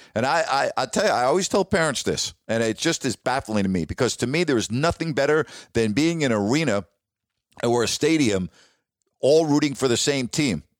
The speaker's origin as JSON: {"language": "English", "region": "New York", "country": "United States", "also_born_or_lived": "Toledo / Sacramento", "moved": "as an adult", "said": "I'm from New York"}